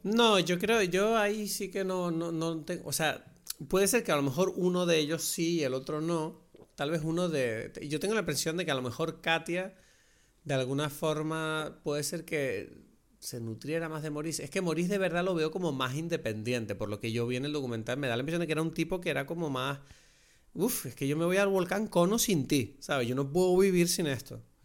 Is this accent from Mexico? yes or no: no; Lanzarote, Canary Islands, Spain; como lanzaroteño, como conejero, muchas de las cosas que tú ves en el documental a mí me parecían como, wow, me recuerda demasiado a mi tierra